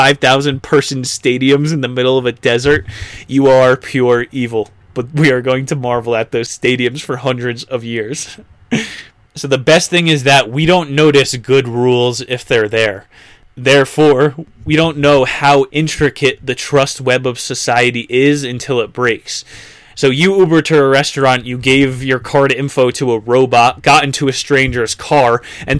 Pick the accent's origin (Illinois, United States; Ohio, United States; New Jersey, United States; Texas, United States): New Jersey, United States; my hometown in New Jersey